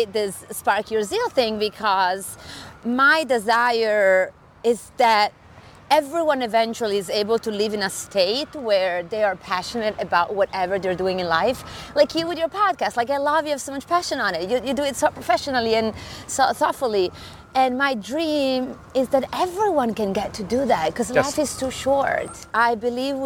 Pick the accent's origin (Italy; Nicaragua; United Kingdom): Italy; Sardinia; accent: Italian; English is a second language; moved away as an adult; now in New York, United States; as you can tell from my accent, I am Italian.